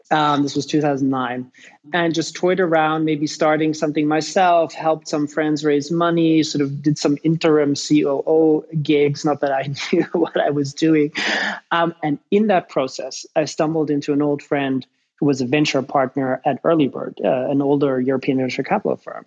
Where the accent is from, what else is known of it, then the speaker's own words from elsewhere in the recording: Germany; accent: weird; also born or lived in Ireland / London; I'm Irish, grew up in Germany. That explains the weird accent.